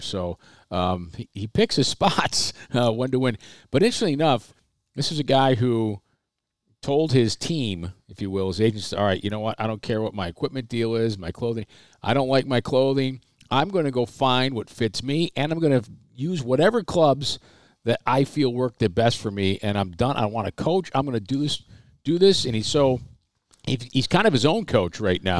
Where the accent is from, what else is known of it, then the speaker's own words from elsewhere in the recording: Waterloo, New York, United States; growing up in Waterloo, New York